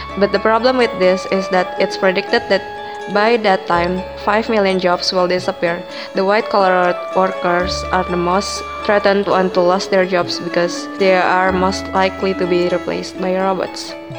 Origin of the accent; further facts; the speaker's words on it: Indonesia; I'm from Indonesia.